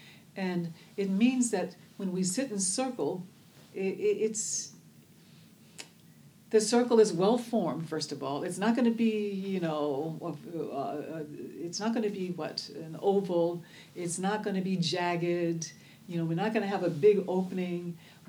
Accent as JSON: {"language": "English", "town": "Oakland", "region": "California", "country": "United States"}